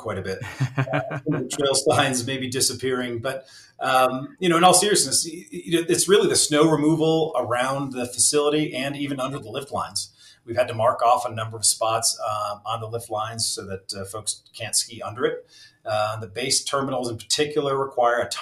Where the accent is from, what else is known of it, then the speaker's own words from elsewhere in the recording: Saranac Lake, New York, United States; moved away; I grew up just outside of Lake Placid, New York, another Olympic town, similar to Park City, in a small village called Saranac Lake, New York.